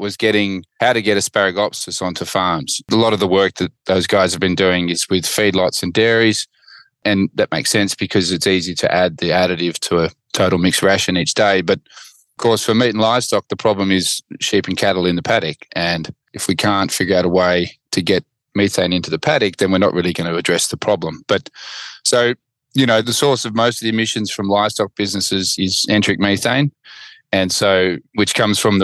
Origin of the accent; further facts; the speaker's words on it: Gundagai, New South Wales, Australia; I'm a grazier from Gundagai, just a little town north of Gundagai called Joogeeong